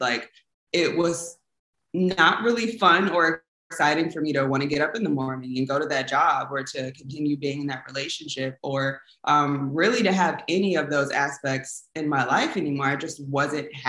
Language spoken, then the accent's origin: English; Inglewood, California, United States; also born or lived in San Francisco Bay Area, California; So I am from Los Angeles, California, specifically Inglewood, California. That is where I went to high school.